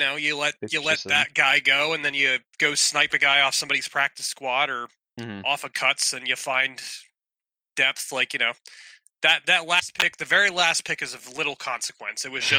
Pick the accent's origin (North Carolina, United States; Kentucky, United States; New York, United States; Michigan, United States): Kentucky, United States; I grew up in Kentucky.